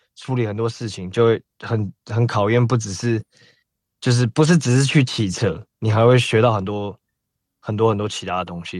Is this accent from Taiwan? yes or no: yes; Taiwan; 我大概七，七岁前后就已经在台湾了